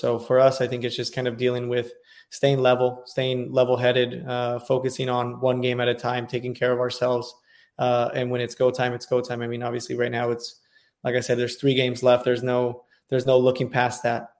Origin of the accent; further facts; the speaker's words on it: California, United States; also born or lived in Washington, D.C.; now in Dallas, United States; I'm from California